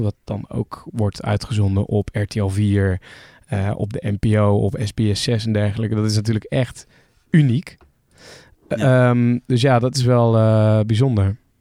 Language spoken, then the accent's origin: Dutch; Netherlands